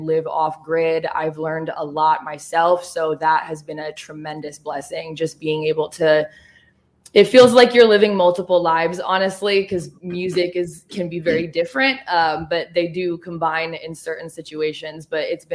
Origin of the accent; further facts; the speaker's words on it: Oregon, United States; moved away as an adult; also born or lived in Los Angeles, California; now in Nashville area, Tennessee, United States; I'm from Oregon, and I also used to live in L.A.